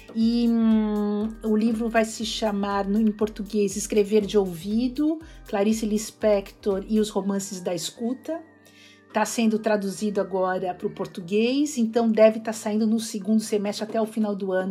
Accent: Brazil; moved away as an adult; also born or lived in São Paulo, Brazil / Bahia, Brazil / California, United States; now in Princeton, United States; eu venho do Brasil, eu sou brasileiro, eu dou aula de cultura brasileira

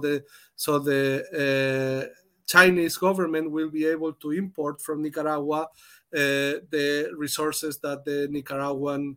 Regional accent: Spain; now in Germany; I come from Spain, but I have been member of the trade unions in Germany many years

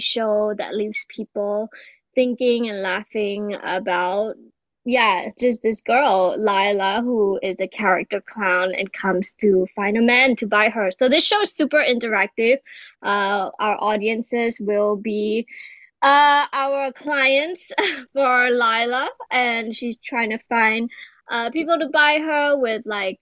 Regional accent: Singapore; I'm a Singaporean artist and clown

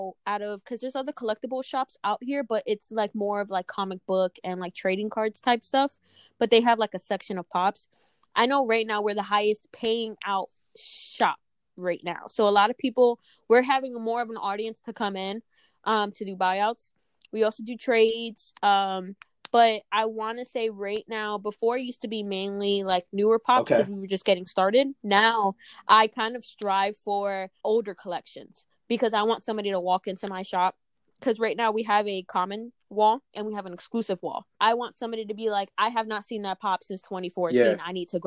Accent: East Coast, United States; now in Des Moines, United States; I'm from the East Coast

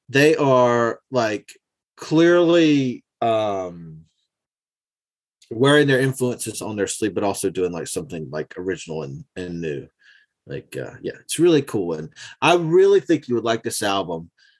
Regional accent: the South, United States; because I'm from the South, I've always been kind of hesitant to do anything that sounded like country music and sing in like my accent.

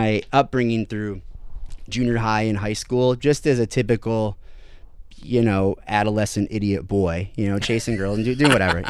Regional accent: Toledo, Ohio, United States; I have a, you know, Midwestern upbringing, was born and raised in Ohio. Over in the Toledo area, and I was raised in a very, I use the word staunch loosely, but a very serious Catholic upbringing.

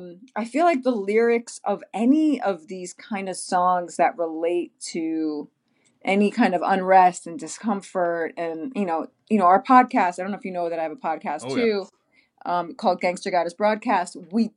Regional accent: New York, United States; now in Los Angeles, United States; I'm from New York, but I'm sitting here in LA, so I'm saying they, even yeah, though exactly. I'm part of the New York experience because that's where I grew up.

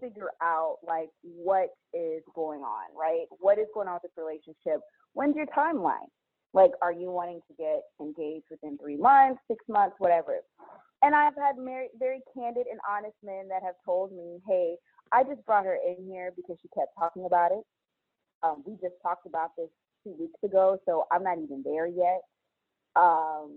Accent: Dallas, Texas, United States; also born or lived in Louisiana; I'm born and raised in Dallas

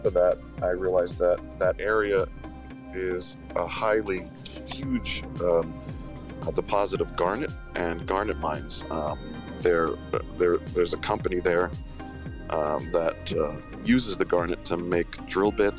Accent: Sherman, Connecticut, United States; also born or lived in upstate New York; now in Lake George, United States; I grew up in Connecticut, in Sherman, Connecticut

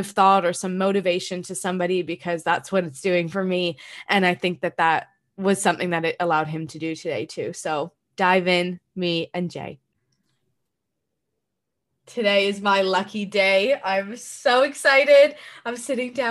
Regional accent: Canada; I am from Canada

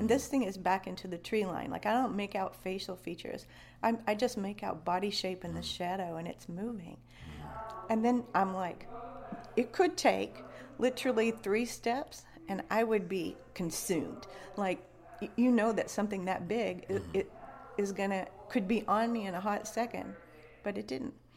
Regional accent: West Virginia, United States; also born or lived in Florida / the Carolinas; now in Kentucky, United States; I grew up in West Virginia, and I've lived in 10 states since then

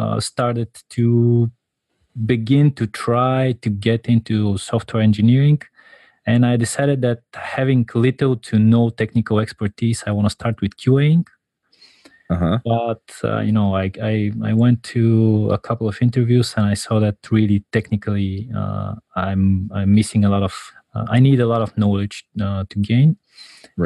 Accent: Bulgaria; I'm from Bulgaria

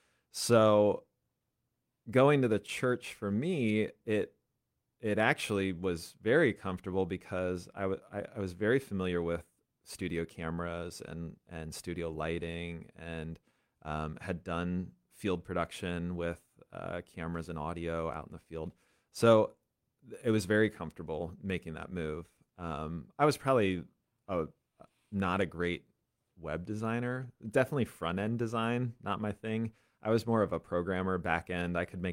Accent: Bethel, Pennsylvania, United States; I grew up in Bethel, Pennsylvania. Okay. So intersection of 501 and 78. I used to joke that the only reason it was on the map is because there was a gas station there.

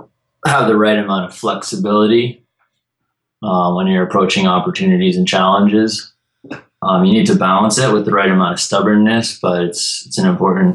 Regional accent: Peaks Island, Maine, United States; Sure, so I grew up on Peaks Island, which is a small island off the coast of Portland, Maine.

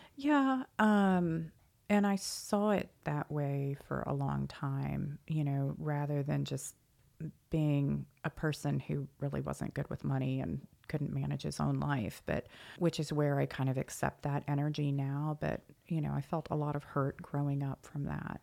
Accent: Annapolis, Maryland, United States; now in Dallas, United States; I am originally from Maryland and grew up in Annapolis

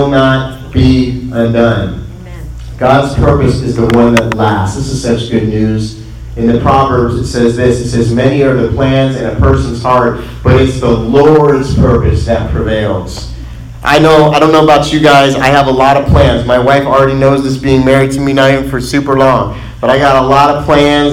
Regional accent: Midwest, United States; I was born in the Midwest

